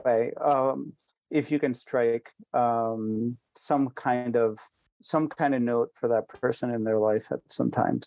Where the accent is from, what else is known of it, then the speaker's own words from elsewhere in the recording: India; even though I am Indian